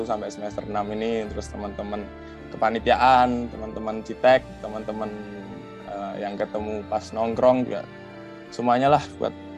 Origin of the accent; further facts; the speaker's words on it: Yogyakarta, Special Region of Yogyakarta, Indonesia; aku asli Jogja